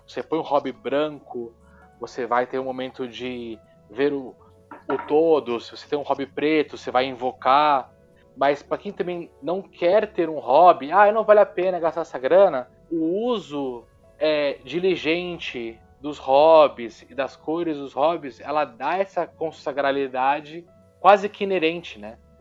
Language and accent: Portuguese; Brazil; Sou brasileiro